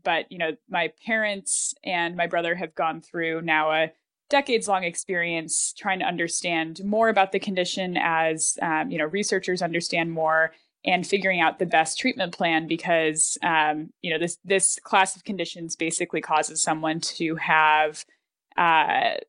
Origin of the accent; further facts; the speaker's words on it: Buffalo, New York, United States; I grew up in Buffalo